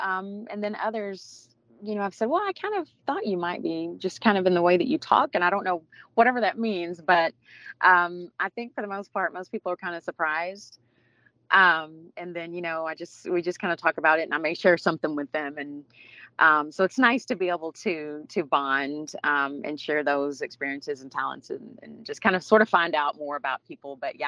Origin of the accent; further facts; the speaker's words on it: Arkansas, United States; What I enjoy most, just community, having my, you know, my family, most of my family was there and is there in Arkansas.